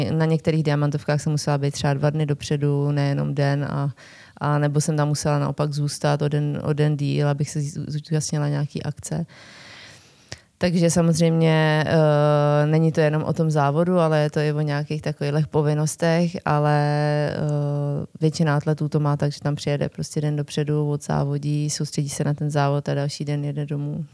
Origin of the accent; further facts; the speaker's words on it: Liberec, Liberec Region, Czechia; also born or lived in Jablonec nad Nisou; já jsem teda původně z Liberce